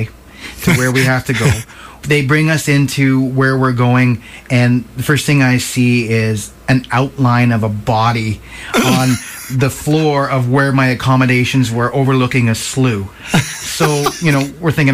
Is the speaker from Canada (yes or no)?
yes; Nelson, British Columbia, Canada; I was brought up here in Nelson. I went to South Nelson School